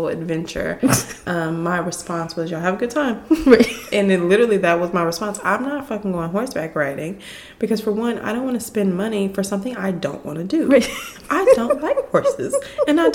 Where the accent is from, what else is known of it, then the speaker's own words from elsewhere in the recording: Texas, United States; I feel like I'm such a Texan